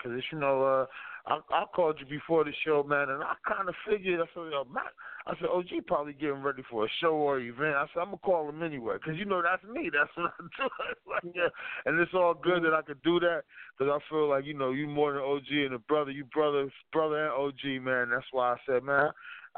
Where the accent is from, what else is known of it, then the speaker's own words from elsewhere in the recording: New Jersey, United States; moved away; also born or lived in Tacoma; I'm from Jersey